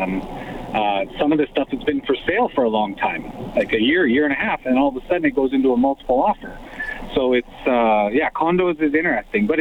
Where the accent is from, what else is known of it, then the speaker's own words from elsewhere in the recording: West Coast, Canada; also born or lived in Toronto; now in Edmonton, Canada; I grew up on the West Coast